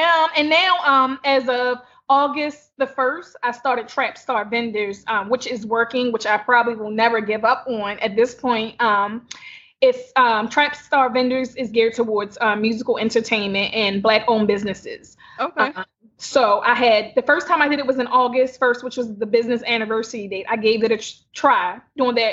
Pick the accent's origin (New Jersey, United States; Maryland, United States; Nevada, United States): Maryland, United States; Baltimore; I'm born and raised in Baltimore City